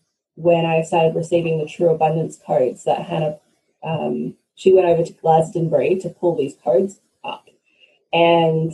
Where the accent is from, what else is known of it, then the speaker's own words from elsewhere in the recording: Australia; I'm Australian by birth, but I'm Scottish by origin, the bloodline way back